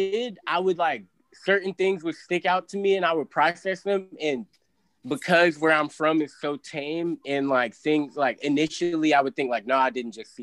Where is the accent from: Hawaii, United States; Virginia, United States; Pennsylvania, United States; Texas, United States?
Virginia, United States; I'm from the South